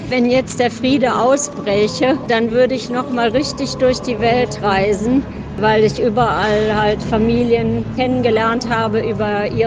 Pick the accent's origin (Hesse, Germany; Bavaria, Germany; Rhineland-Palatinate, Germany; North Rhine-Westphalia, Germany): Rhineland-Palatinate, Germany; Trier; moved away as an adult; also born or lived in Cologne; now in Duisburg, Germany; ursprünglich... Aus Trier, bin dann zum Musikstudium nach Köln und habe mich dann in dem Arbeitskampf um das Kruppstahlwerk verliebt nach Duisburg.